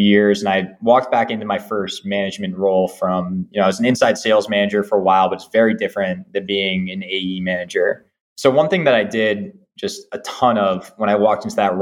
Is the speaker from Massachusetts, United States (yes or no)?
yes; Marblehead, Massachusetts, United States; my commute to Marblehead, my hometown